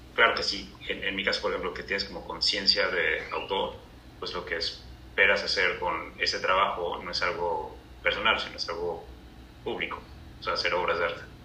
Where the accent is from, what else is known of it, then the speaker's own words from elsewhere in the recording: Cancún, Quintana Roo, Mexico; moved away as an adult; also born or lived in Chetumal, Quintana Roo / Mexico City; now in Cancún, Mexico; Yo en realidad nací en Chetumal, Quintana Roo. Ajá. Y vivimos ahí creo que hasta los dos años, o sea, hasta que yo cumplí dos años y luego nos mudamos a Cancún